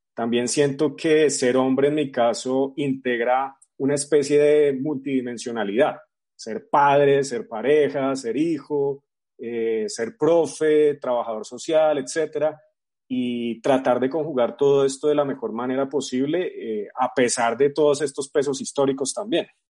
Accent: Bogotá, Colombia; soy bogotano

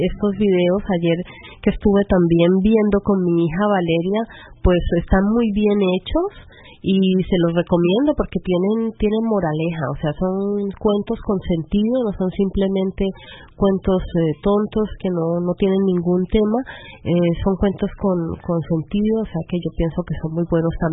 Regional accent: Guatemala; now in Stuttgart, Germany; de Guatemala y los saludo desde Stuttgart.

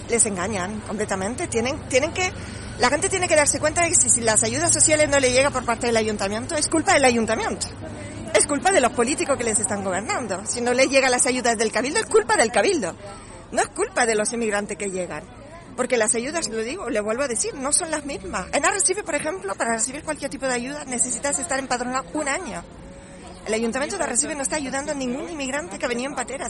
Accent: France; now in Lanzarote, Spain; soy francesa

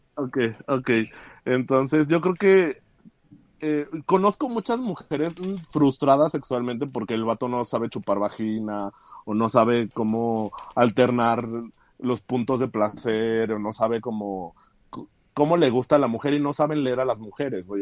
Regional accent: Aguascalientes, Mexico; also born or lived in Mexico City; soy de la Ciudad de México, pero tengo casi toda mi vida en Aguascalientes.

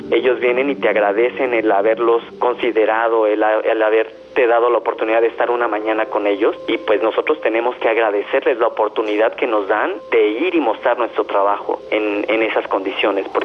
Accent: Mexico; eso es algo invaluable para mí, por ejemplo, como mexicano

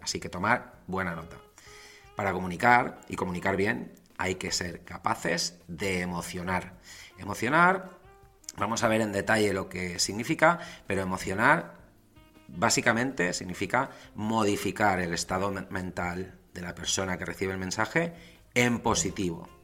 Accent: Valencia, Valencian Community, Spain; also born or lived in London; soy nacido en Valencia, España, que me marché a Londres, que cuando volví

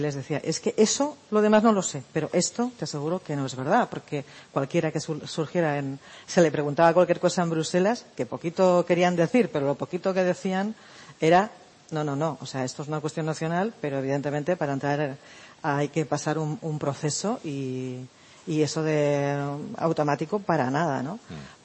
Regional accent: Barcelona, Catalonia, Spain; moved away; yo soy de Barcelona, entonces eh, llegué después del referéndum del 1 de octubre a, a, casa de mis padres

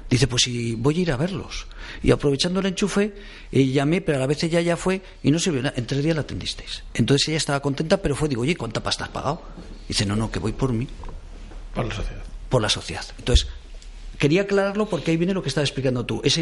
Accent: Spain; como ciudadano español.

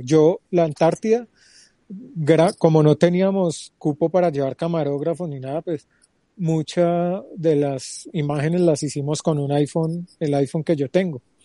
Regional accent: Pereira, Risaralda, Colombia; also born or lived in Medellín / Quindío; now in Bogotá, Colombia; Nací en Pereira hace 41 años

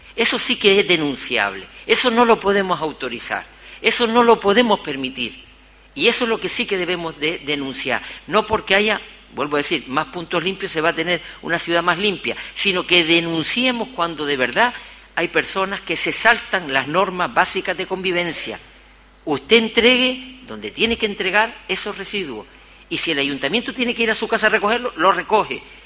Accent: Gáldar, Canary Islands, Spain; he caminado mi pueblo

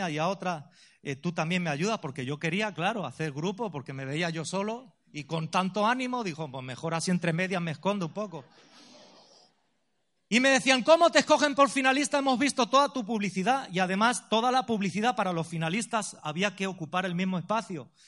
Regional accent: Ciudad Real, Castilla-La Mancha, Spain; Yo soy de Ciudad Real, la tierra de Don Quijote y Sancho Panza.

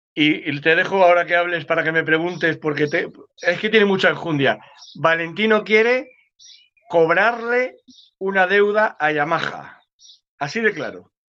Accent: Cádiz, Andalusia, Spain; soy de Cádiz

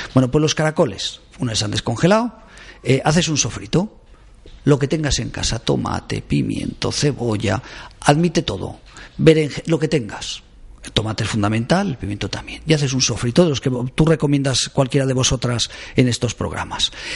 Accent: Caspe, Aragon, Spain; moved away; soy de pueblo, de Caspe

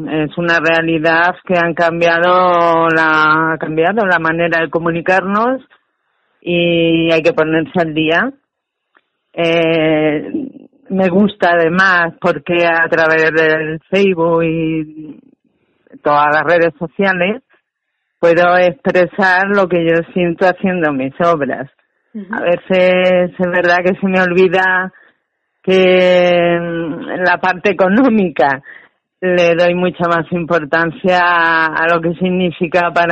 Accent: Campo de Calatrava, Castilla-La Mancha, Spain; Mi pueblo, de Calatrava, es una zona volcánica

